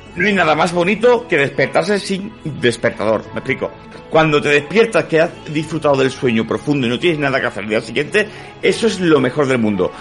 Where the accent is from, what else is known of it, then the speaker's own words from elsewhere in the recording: Málaga, Andalusia, Spain; yo soy malagueño